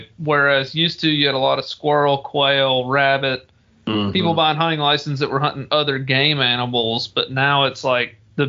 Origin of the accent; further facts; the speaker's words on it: Tennessee, United States; Tennessee, my home state